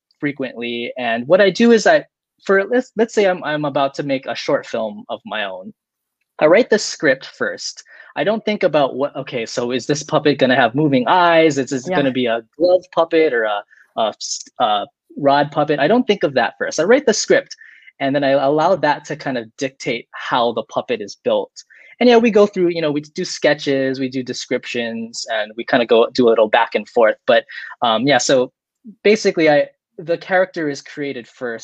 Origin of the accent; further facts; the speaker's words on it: Hawaii, United States; I'm from Hawaii